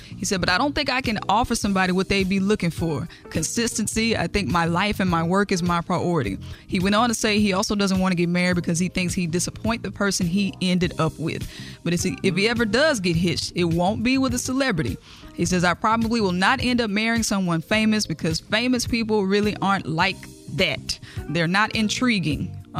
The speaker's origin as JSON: {"language": "English", "town": "Jackson", "region": "Mississippi", "country": "United States", "tie": "born or raised there", "said": "my hometown, Jackson, Mississippi."}